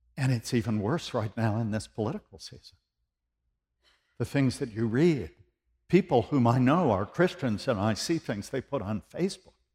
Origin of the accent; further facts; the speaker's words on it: United States; now in Tennessee, United States; I'm an American